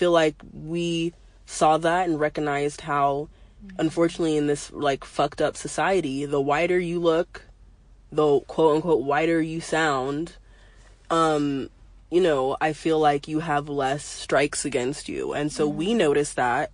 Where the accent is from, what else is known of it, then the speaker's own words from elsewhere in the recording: United States; also born or lived in Arizona; I grew up in California and Arizona, not that much around black culture